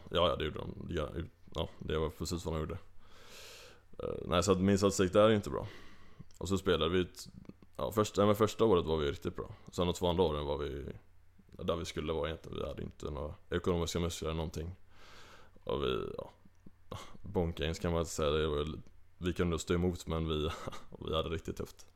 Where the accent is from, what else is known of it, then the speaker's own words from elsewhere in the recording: Kungälv, Västra Götaland, Sweden; accent: Gothenburg dialect; now in Uppsala, Sweden; jag är ju från Kungälv, eh, lite utanför Göteborg. Så att, ja, du har helt rätt med dialekten, jag är ju inte härifrån.